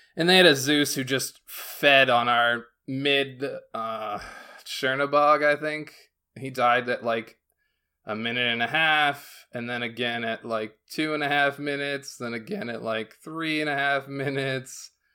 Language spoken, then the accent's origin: English; Northwest Pennsylvania, United States; now in South Carolina, United States; I'm not from South Carolina. I'm from Pennsylvania, so I, like, I moved to South Carolina